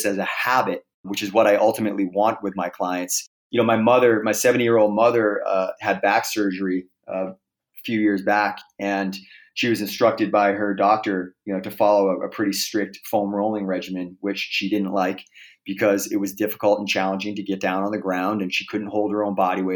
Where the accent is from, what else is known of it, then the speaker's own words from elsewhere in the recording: Boston, Massachusetts, United States; moved away as an adult; now in Los Angeles, United States; I moved back to Boston, where I'm from originally